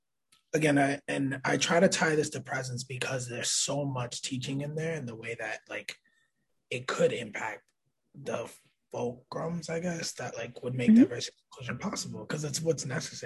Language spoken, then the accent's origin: English; New York City, New York, United States; born there; I was born in Manhattan in 92, right?